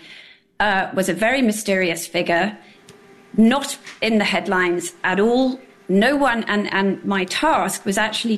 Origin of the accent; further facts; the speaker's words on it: England, United Kingdom; moved away as an adult; now in New York, United States; You can hear from my accent. I grew up in England. I moved here in the late 1990s.